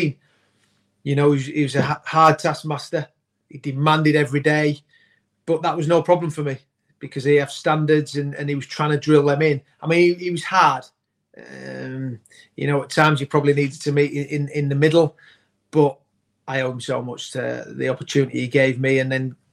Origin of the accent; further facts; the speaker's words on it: Yorkshire and the Humber, United Kingdom; growing up in Yorkshire